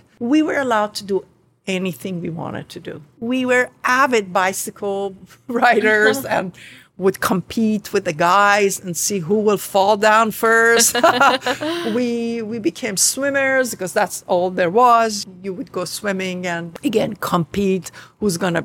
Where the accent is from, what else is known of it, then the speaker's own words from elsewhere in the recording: Khuzestan, Iran; English is a second language; moved away as an adult; now in New York, United States; Both my sister and myself were born in the southern part of Iran, Ostan Khuzestan, the province of Khuzestan